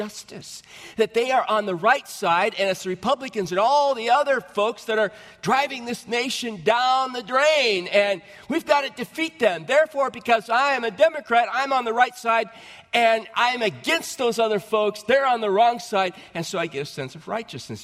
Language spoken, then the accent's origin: English; United States